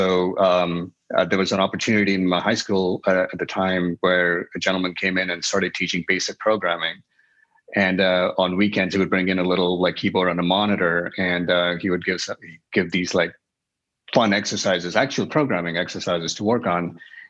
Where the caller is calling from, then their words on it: New York City, New York, United States; Midtown Manhattan.